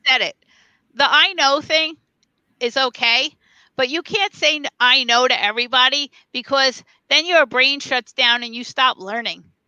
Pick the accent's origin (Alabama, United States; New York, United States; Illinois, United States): New York, United States; New York City; moved away as an adult; also born or lived in North Carolina / Las Vegas; I'm a New Yorker